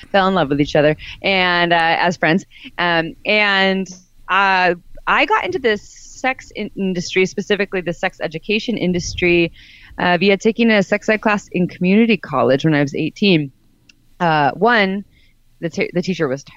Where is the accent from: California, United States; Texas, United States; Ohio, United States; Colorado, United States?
California, United States; Santa Cruz; I grew up in Santa Cruz, California